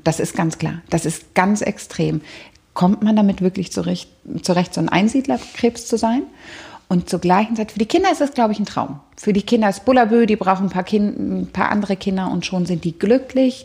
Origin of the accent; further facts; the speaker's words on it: Berlin, Germany; ich bin in Berlin-Kreuzberg groß geworden